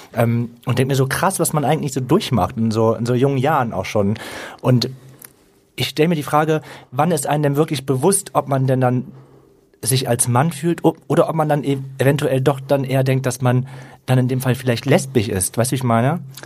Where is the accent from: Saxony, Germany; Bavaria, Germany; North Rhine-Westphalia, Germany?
North Rhine-Westphalia, Germany; Mönchengladbach; Ich komme aus Mönchengladbach, gebürtig